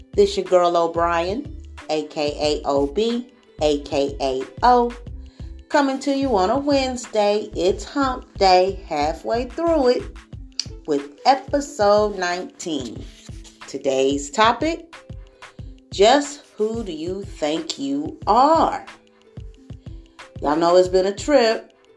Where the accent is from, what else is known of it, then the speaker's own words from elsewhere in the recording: Springfield, Missouri, United States; moved away; I was born here in Springfield, Missouri. Went to Boyd Elementary, Berry Elementary, Jared Middle School, like a Northside kid. Then we moved Midtown, but Springfield has been home all of my life